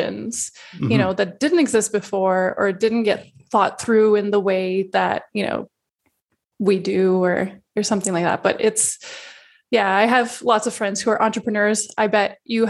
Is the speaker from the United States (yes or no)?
no; Montreal, Quebec, Canada; also born or lived in Singapore; originally I'm from Montreal